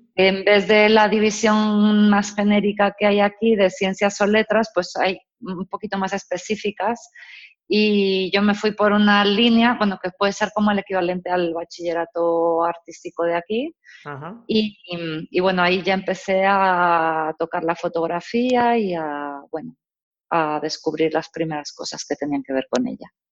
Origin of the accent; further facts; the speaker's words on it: Mexico; moved away as an adult; now in Spain; yo nací y crecí en México